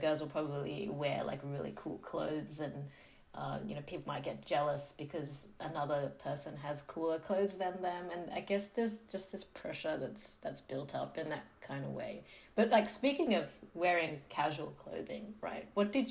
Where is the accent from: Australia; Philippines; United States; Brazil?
Australia; Sydney, New South Wales; I grew up in Western Sydney